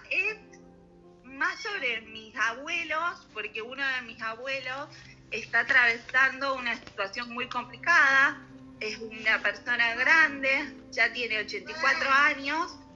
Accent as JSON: {"language": "Spanish", "town": "Marcos Juárez", "region": "Córdoba", "country": "Argentina", "said": "Yo soy de Argentina, Marco Juárez."}